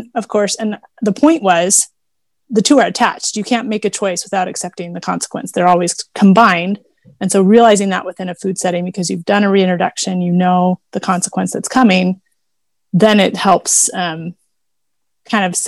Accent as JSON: {"language": "English", "town": "Houston", "region": "Texas", "country": "United States", "tie": "born or raised there", "said": "I grew up driving in Houston, Texas"}